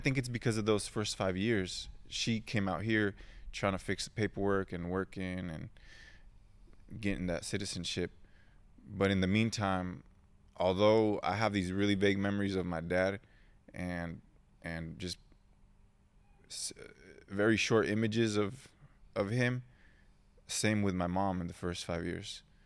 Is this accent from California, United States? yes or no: yes; Oceanside, California, United States; English is a second language; also born or lived in Mexico; I was born in San Diego, well, not San Diego quite, Oceanside